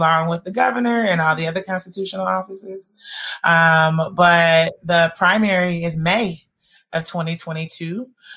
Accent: Atlanta, Georgia, United States; I grew up in Atlanta, and as you all probably know, we are raised on a steady diet of King quotes

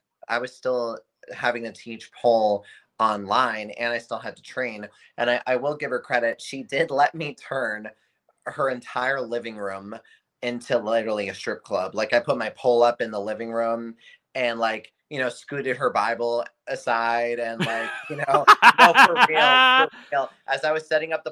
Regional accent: Boston, Massachusetts, United States; also born or lived in Winchester, Massachusetts / southern New Hampshire; I was born in Winchester, Massachusetts, which is like just outside of Boston. And kind of grew up half in Boston, half in southern New Hampshire.

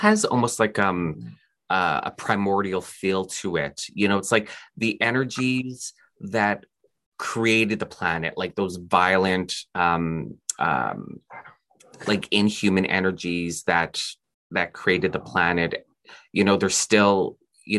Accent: Canada; also born or lived in Houston, Texas / Austin, Texas; I'm Canadian and I live in Canada

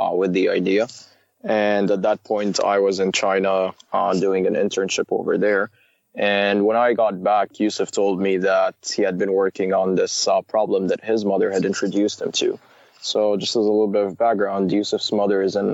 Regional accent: Saudi Arabia; moved away as an adult; also born or lived in Waterloo, Canada; now in Canada; I was born and raised in Saudi Arabia, went to elementary, middle school, and high school over there

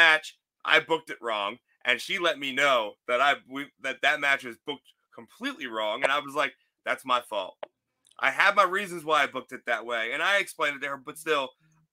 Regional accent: Philadelphia, Pennsylvania, United States; moved away; also born or lived in Florida; I'm from the Philly area and I learned how to drive in Florida

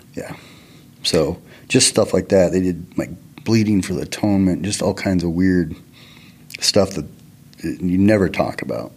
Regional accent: Taylor, Arizona, United States; I grew up in Taylor, which is a Mormon community in Arizona, northern Arizona

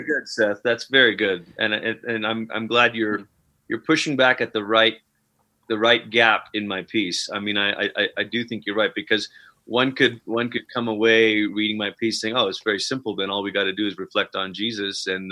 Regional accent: Malaysia; moved away as an adult; now in Colorado Springs, United States; I'm originally from Malaysia. Um, immigrated over here c- twice. Once as a younger child when my family came over uh, for a few years while my parents went to Bible school. They went back. We went back to Malaysia, and then I came back out. Mm to go to college

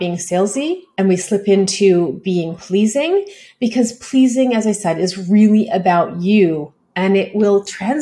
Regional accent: Canada; I'm a Canadian

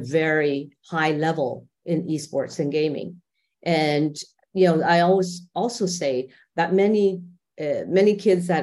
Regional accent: Canada; moved away as an adult; now in Dubai, United Arab Emirates; I'm Canadian and my husband and I have been expats for quite a long time.

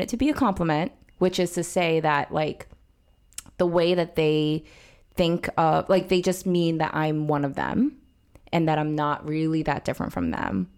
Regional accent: New York, United States; where I grew up in New York, it was super mixed

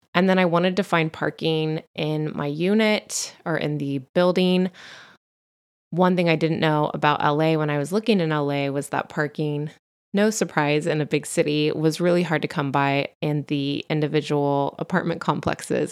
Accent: Central Coast, California, United States; accent: Valley Girl; also born or lived in Santa Ana, California / Los Angeles / Bay Area; my family and I lived in L A till I was four. until we relocated to the Central Coast

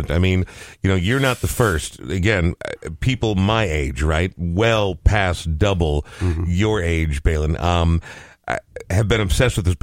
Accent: Topeka, Kansas, United States; moved away; I'm originally from Topeka, Kansas.

